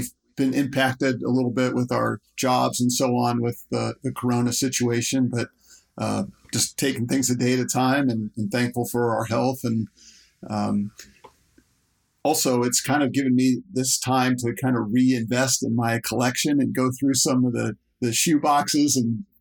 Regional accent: Dayton, Ohio, United States; growing up in Dayton, Ohio, which is a big college basketball community

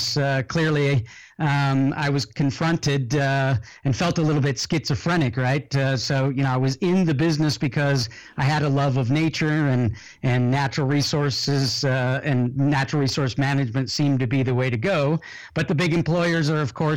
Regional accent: California, United States; moved away as an adult; also born or lived in Florida / Tennessee / Colombia / Chile; I was born in the U.S. in California, grew up largely in California and Florida.

